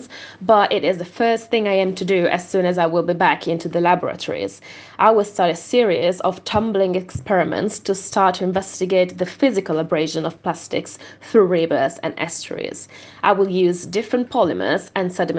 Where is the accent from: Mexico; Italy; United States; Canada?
Italy; Veneto; moved away; I'm from the Veneto region, that is one of the worst hit regions of the state